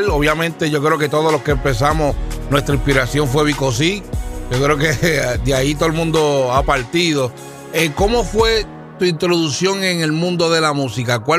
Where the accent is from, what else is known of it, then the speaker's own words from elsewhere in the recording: Loíza, Puerto Rico; nacido en Loíza